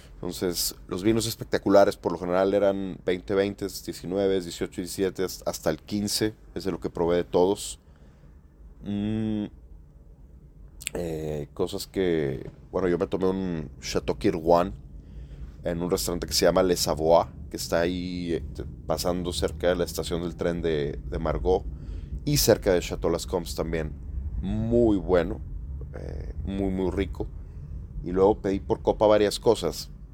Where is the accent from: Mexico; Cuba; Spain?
Mexico; como buen mexicano